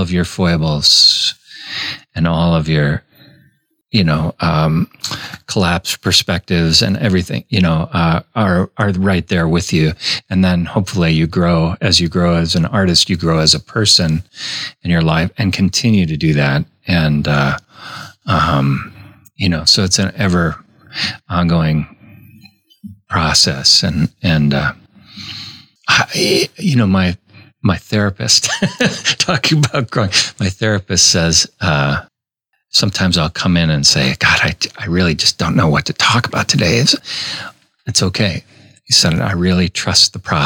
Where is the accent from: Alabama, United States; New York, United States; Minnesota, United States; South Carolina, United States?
Minnesota, United States; I grew up in Minnesota in a pretty strict Catholic family